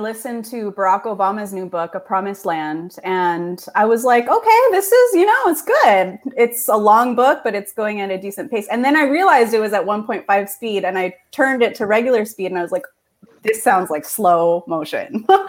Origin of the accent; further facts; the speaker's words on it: Philippines; So that's how you know I'm Filipina.